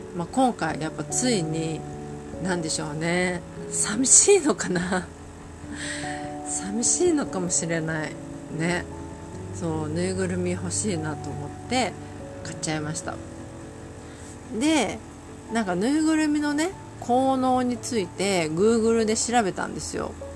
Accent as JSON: {"language": "Japanese", "region": "Ishikawa", "country": "Japan", "tie": "born or raised there", "moved": "yes", "said": "私のその地元石川県"}